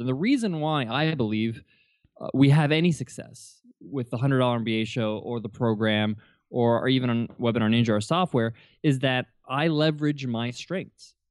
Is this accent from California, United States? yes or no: no; New York, United States; I was born and raised in New York